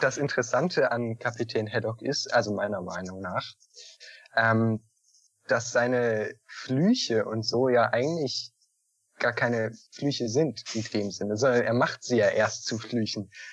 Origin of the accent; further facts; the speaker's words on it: Northern Germany, Germany; Ich komme nämlich aus dem Norden.